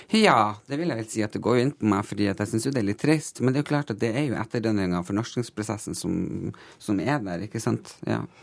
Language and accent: Norwegian; Tysfjord, Nordland, Norway; jeg er absolutt ikke fra Finnmark, jeg er fra Nordland.